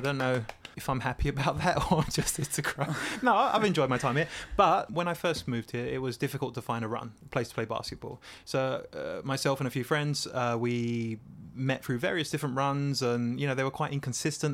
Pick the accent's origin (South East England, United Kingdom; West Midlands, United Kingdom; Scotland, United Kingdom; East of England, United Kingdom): East of England, United Kingdom; Essex; I'm from Essex, a place in England